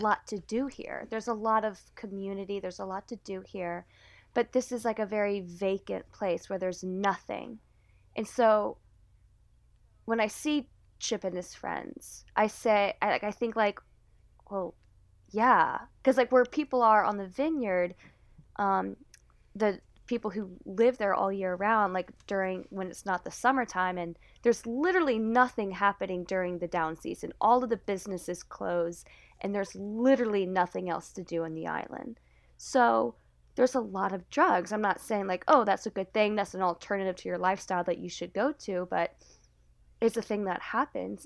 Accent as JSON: {"language": "English", "region": "the South", "country": "United States", "tie": "born or raised there", "moved": "yes", "lives_now": "Boston, United States", "said": "growing up in the South"}